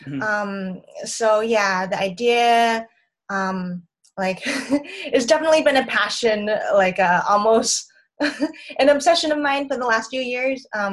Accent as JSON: {"language": "English", "town": "Boston", "region": "Massachusetts", "country": "United States", "also_born_or_lived": "Connecticut / Southern California", "moved": "as an adult", "said": "I'm originally from Boston, Massachusetts, in the United States"}